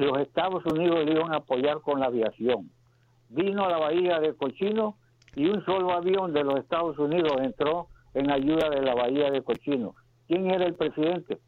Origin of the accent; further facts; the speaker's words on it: Nicaragua; moved away as an adult; now in United States; yo soy nicaragüense